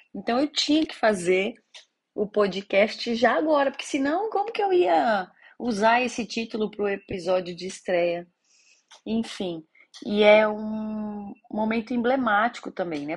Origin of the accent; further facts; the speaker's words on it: São Paulo, Brazil; Eu sou de São Paulo, capital